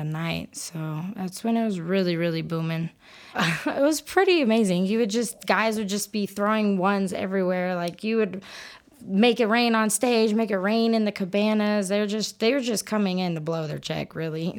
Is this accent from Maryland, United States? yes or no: no; Dallas, Texas, United States; moved away as an adult; now in Odessa, United States; I'm originally from Dallas area